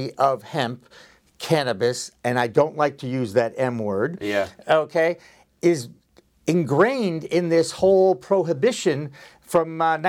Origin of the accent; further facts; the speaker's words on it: Massachusetts, United States; here we are in 2020 in Massachusetts, my home state, where it's legal.